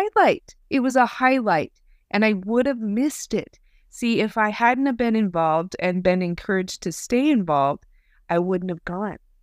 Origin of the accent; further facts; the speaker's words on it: Idaho, United States; I'm from Idaho